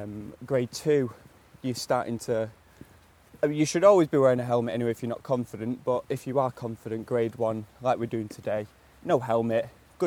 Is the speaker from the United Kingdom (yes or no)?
yes; Oldham, North West England, United Kingdom; we're in my hometown of Oldham.